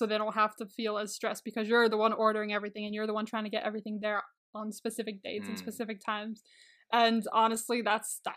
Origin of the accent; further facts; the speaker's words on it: Santa Clarita, California, United States; my hometown, like this town that I'm in right now